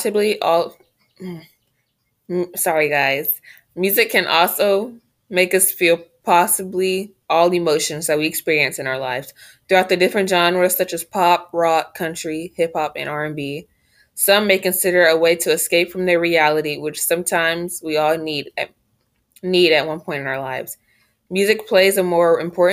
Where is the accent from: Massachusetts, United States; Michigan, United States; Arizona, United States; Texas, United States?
Texas, United States; my home state, Texas